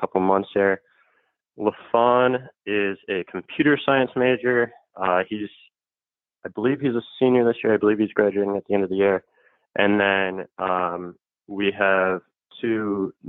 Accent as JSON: {"language": "English", "region": "California", "country": "United States", "said": "I'm actually from California"}